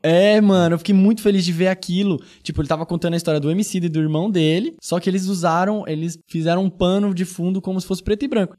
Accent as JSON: {"language": "Portuguese", "region": "São Paulo", "country": "Brazil", "tie": "born or raised there", "said": "Eu vim lá do, né, do, do, do Iporanga, da Zona Sul de São Paulo"}